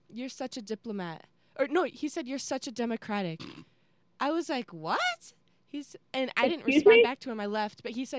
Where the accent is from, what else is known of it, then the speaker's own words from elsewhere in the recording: north suburbs of Chicago, Illinois, United States; moved away as an adult; I live 2.5 hours away in Illinois, like north suburbs of Chicago, and it was just fun. I really did see my hometown best friends.